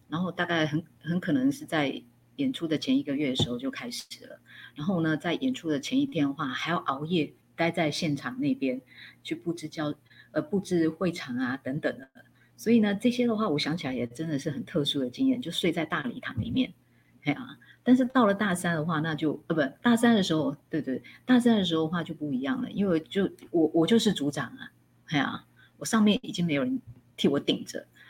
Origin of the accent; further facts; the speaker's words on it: Hsinchu, Taiwan; moved away as an adult; also born or lived in Taipei / Changhua / Tainan; 新竹，我的家乡的话，当时是没有缺的